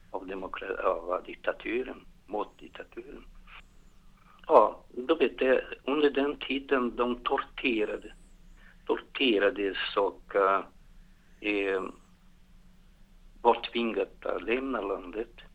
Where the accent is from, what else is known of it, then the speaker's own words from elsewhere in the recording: Rio de Janeiro, Brazil; Swedish is a second language; moved away as an adult; also born or lived in São Paulo, Brazil; now in Gothenburg, Sweden; Jag är från Rio de Janeiro men jag vuxen också i São Paulo. Jag är så här halv paulista och halv carioca.